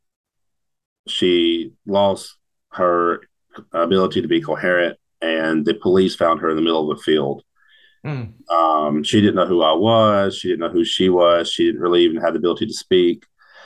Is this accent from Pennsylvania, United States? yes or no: no; Union City, Tennessee, United States; also born or lived in Walnut Ridge, Arkansas; I was born and raised in Union City, graduated in 2006 from Union City High School